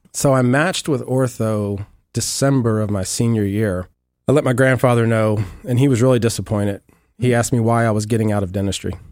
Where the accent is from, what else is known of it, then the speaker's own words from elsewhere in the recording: Amelia, Virginia, United States; moved away as an adult; now in Clearwater, United States; I grew up originally in Amelia, Virginia, a little small town west of Richmond